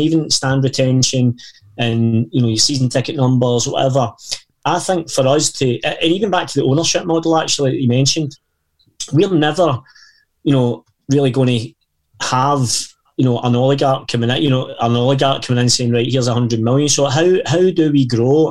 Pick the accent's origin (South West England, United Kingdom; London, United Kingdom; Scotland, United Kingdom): Scotland, United Kingdom; Erskine; I grew up in Erskine